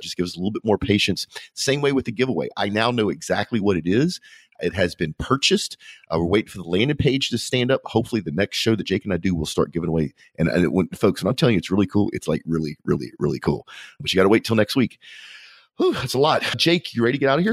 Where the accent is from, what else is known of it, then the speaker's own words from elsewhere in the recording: Louisiana, United States; I'm from Louisiana